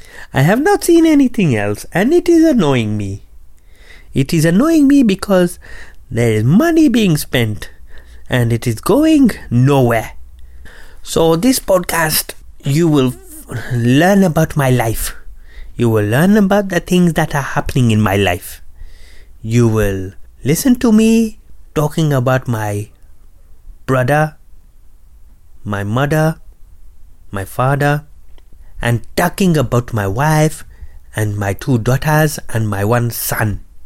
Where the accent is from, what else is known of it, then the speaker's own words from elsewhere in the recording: Ghana; as I have told you already. And I am from Ghana, West Africa.